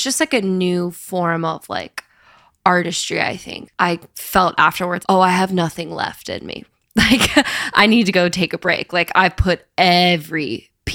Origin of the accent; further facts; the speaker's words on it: Florida, United States; also born or lived in Nashville; now in Los Angeles, United States; I grew up in Florida